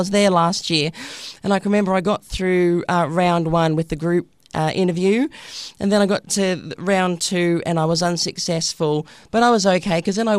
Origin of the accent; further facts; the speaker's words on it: Brisbane, Queensland, Australia; just Ben from Brisbane.